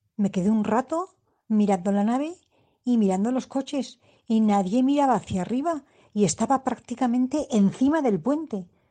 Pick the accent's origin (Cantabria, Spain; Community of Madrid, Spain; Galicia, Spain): Community of Madrid, Spain; Madrid; yo soy de Madrid